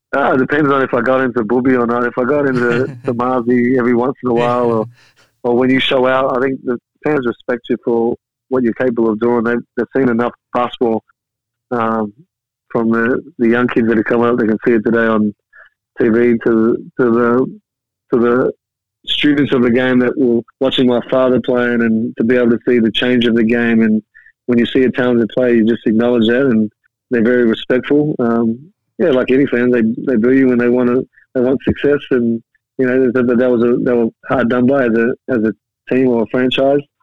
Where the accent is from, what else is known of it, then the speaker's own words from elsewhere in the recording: Perth, Western Australia, Australia; growing up in Australia